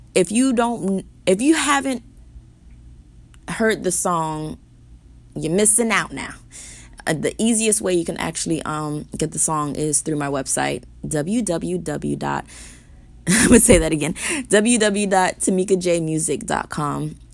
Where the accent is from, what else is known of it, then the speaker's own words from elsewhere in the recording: United States; my parents are born and raised in Haiti. Being raised in America, I'm American, but having Haitian parents